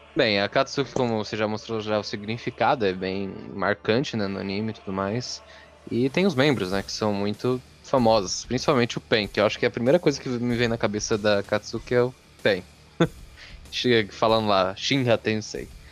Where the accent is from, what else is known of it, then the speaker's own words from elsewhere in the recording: Mauá, São Paulo, Brazil; sou de São Paulo, do estado de São Paulo, no caso, e da cidade de Mauá